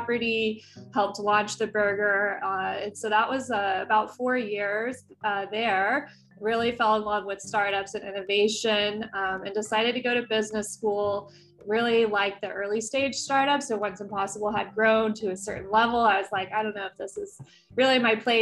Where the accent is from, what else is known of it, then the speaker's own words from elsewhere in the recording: West Texas, United States; moved away as an adult; also born or lived in San Diego; now in Bay Area, United States; I was born and raised in West Texas.